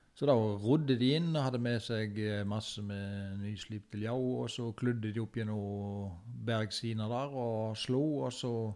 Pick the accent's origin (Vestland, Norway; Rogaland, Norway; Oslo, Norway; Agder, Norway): Vestland, Norway; Fykse; jeg som er født og oppvokst på Fykse